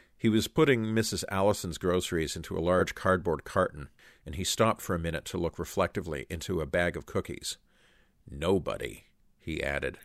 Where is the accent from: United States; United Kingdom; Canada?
Canada; as Canadians